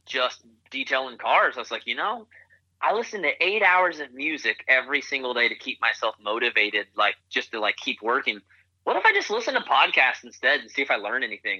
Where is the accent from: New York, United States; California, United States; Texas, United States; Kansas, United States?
Kansas, United States; Wichita; also born or lived in Tulsa, Oklahoma; grew up in Wichita, Kansas